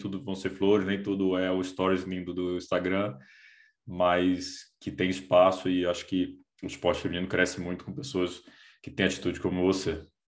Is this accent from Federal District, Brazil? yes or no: yes; Brasília, Federal District, Brazil; now in São Paulo, Brazil; Eu, eu sou de Brasília, moro em São Paulo há quatorze anos